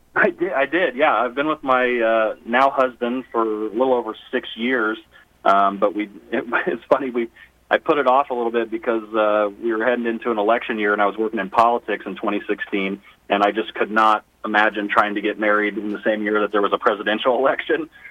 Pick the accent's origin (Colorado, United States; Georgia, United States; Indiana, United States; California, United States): Indiana, United States; Avon; also born or lived in Danville, Indiana; I grew up uh, just down the street from Danville in a little town called Avon